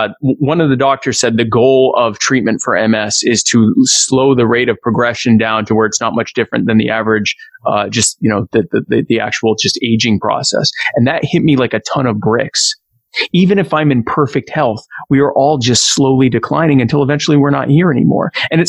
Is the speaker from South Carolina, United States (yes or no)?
yes; Myrtle Beach, South Carolina, United States; also born or lived in Baltimore; So I grew up in Myrtle Beach. I don't sound like it because my parents are both from up north, but I was born in Baltimore, but raised in the deep south. So I've lived in Myrtle Beach pretty much my whole life.